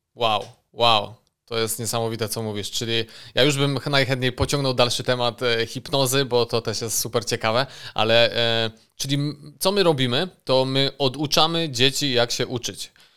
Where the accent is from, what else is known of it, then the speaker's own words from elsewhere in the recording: Bytom, Silesian Voivodeship, Poland; jestem z Bytomia